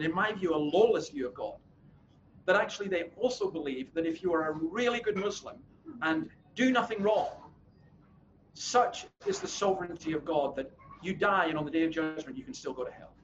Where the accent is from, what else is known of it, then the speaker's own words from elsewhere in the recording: Scotland, United Kingdom; as a Scotsman